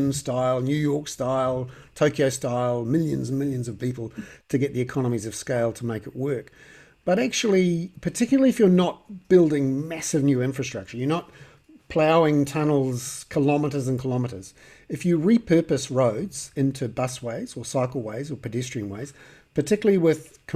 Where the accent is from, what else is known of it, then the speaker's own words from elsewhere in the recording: Wellington, New Zealand; I'm from Wellington and there's a few hills